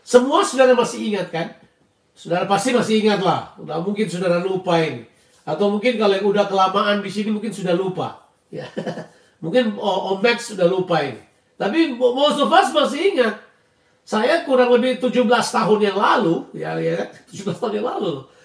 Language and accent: Indonesian; Indonesia; moved away as an adult; tapi ada banyak hal di mana kebiasaan-kebiasaan budaya saya dari Indonesia harus saya tinggalkan.